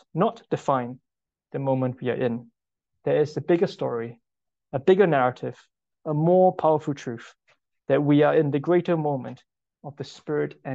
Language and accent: English; Singapore; moved away; I'm from Singapore, and all men in Singapore need to spend 2 years in national service to fight for the country. And if there's a war in Singapore right now, I will go back